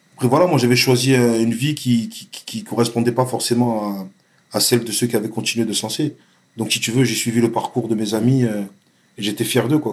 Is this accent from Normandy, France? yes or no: no; Vitrolles, Provence-Alpes-Côte d'Azur, France; also born or lived in Marseille; Je suis né à Marseille, mais j'ai grandi à Vitrolles